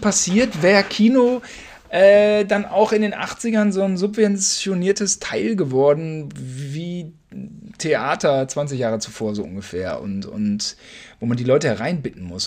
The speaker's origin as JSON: {"language": "German", "country": "Germany", "said": "wir als Deutsche"}